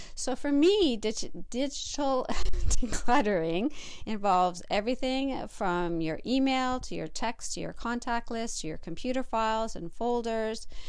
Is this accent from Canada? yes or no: yes; Canada; my fellow Canadians out there.